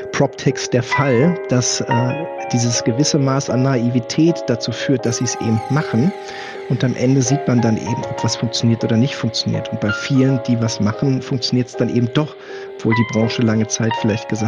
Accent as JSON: {"language": "German", "town": "Göttingen", "region": "Lower Saxony", "country": "Germany", "tie": "born or raised there", "said": "Göttingen ist ja mein Geburtsort, wo ich äh, bis zu meinem 20. Lebensjahr gewohnt habe."}